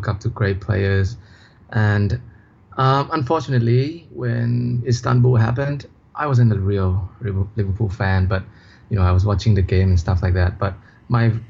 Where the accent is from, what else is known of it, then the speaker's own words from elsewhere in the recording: Thailand; I'm from Thailand